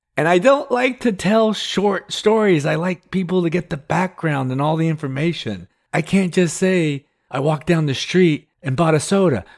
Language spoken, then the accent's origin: English; Texas, United States; also born or lived in California; my friends I grew up with here in Texas